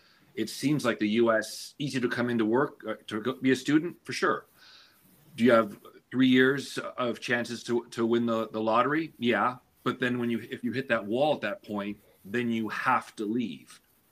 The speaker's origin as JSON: {"language": "English", "country": "United States", "also_born_or_lived": "New York / Canada", "said": "speaking as an American"}